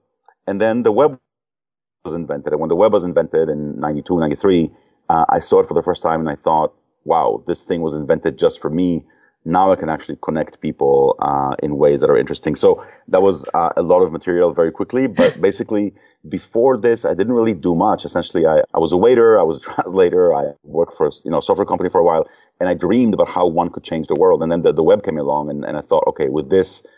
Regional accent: Mexico City, Mexico; moved away; also born or lived in Israel; so I was born in Israel, and then when I was seven, my parents went off to Mexico for different reasons. My dad worked for the UN there. And I grew up there. I spent my second grade till ninth grade growing up in Mexico City.

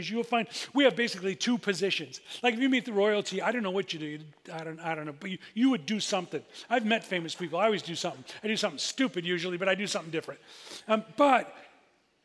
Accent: United States; We're from America.

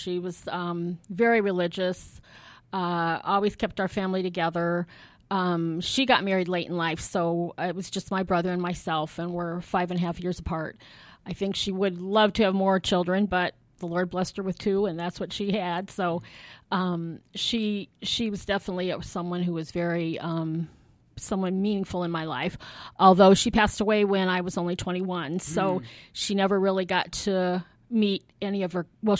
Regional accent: South Bend, Indiana, United States; Okay, so I'm local. I was born right here in South Bend.

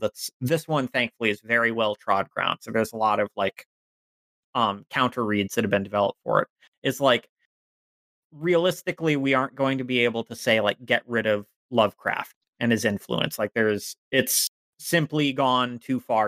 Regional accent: Northern Virginia, United States; I was raised very much a cishet white boy in Virginia

